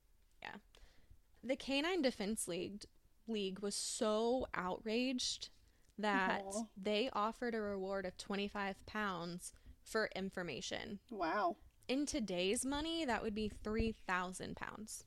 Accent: United States; we're American

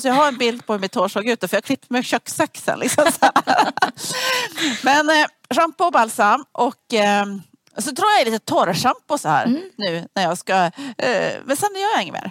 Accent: Sweden; jag som var svensk

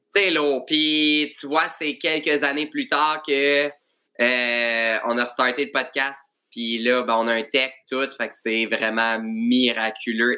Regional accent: Joliette, Quebec, Canada; moi, je viens de Joliette

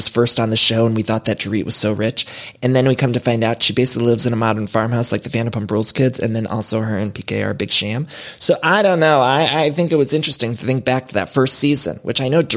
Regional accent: Ohio, United States; moved away; When I was growing up in Ohio

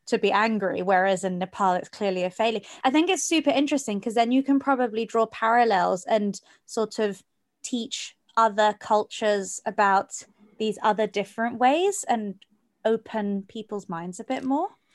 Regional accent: Geneva, Switzerland; I grew up in Geneva, which is also very much the same, big melting pot

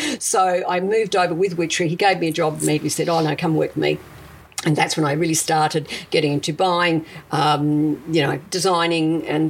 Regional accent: Adelaide, South Australia, Australia; English is a second language; moved away as an adult; also born or lived in Italy; now in Melbourne, Australia; I grew up in South Australia.

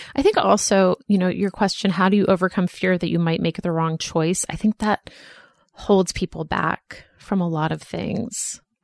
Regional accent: Boston, Massachusetts, United States; moved away as an adult; also born or lived in Philadelphia / New York; now in Los Angeles, United States; I grew up in Boston and I went to college in Philadelphia and then I lived in New York

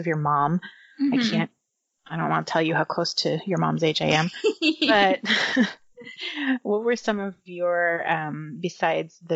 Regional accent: Northeastern Pennsylvania, United States; now in Los Angeles, United States; I'm from Northeastern Pennsylvania

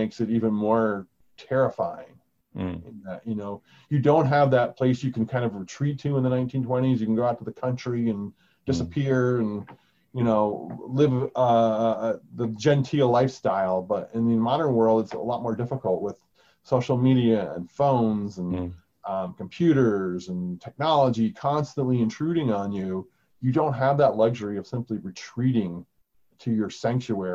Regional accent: United States; I'm American

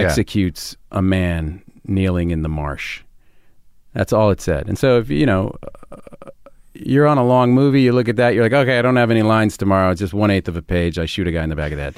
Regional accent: Cambridge, Massachusetts, United States; I grew up in Cambridge

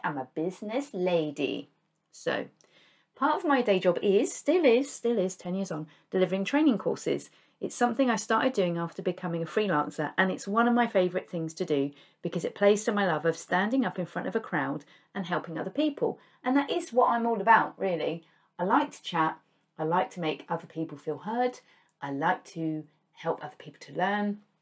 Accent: United Kingdom; we in the U K

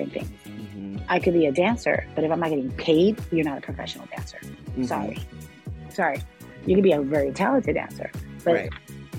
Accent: New York, United States; also born or lived in Puerto Rico / Los Angeles; I was from New York

